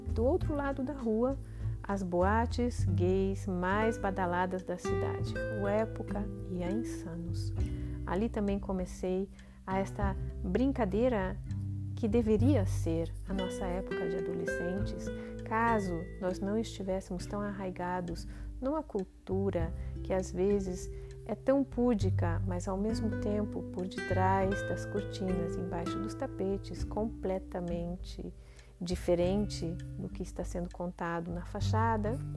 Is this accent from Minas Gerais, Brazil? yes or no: no; Curitiba, Paraná, Brazil; nasci em Curitiba no dia 12 de março.